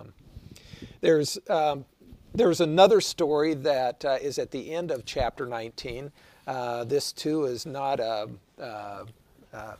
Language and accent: English; Wichita, Kansas, United States; my hometown of Wichita